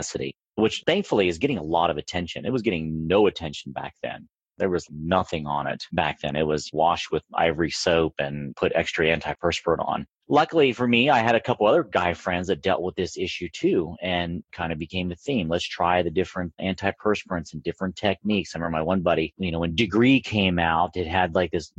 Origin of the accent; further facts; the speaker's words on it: Pennsylvania, United States; moved away as an adult; also born or lived in California / West Virginia; now in Las Vegas, United States; I was born in Pennsylvania on the East Coast and then relocated out to California in 2002. I think right around, I must have been like 25 years old